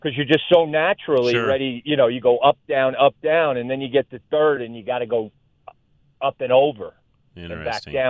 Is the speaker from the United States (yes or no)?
yes; New York City, New York, United States; now in Fort Collins, United States; I grew up in New York City